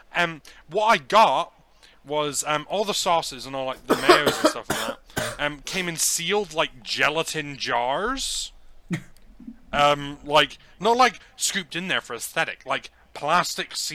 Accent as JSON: {"language": "English", "country": "Ireland", "moved": "yes", "said": "I've had to move home, back home to Ireland"}